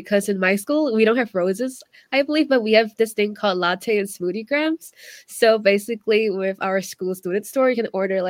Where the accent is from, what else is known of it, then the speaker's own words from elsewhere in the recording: Washington, United States; I'm a senior from Washington State.